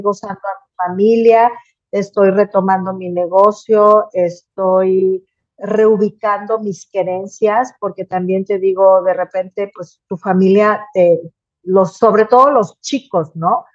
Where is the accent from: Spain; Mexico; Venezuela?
Mexico